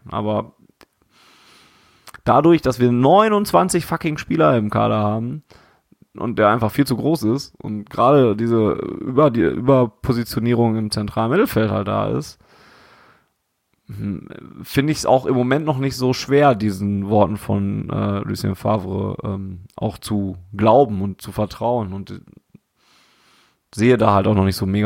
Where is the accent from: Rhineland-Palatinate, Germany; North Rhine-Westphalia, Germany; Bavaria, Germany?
North Rhine-Westphalia, Germany; Dortmund; Und das fand man als Dortmunder immer noch nicht so geil.